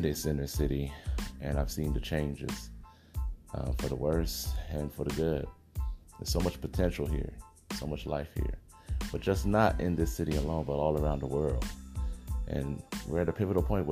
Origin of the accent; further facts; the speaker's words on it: Los Angeles, California, United States; born and raised in South Central Los Angeles, you know, I've been here my whole life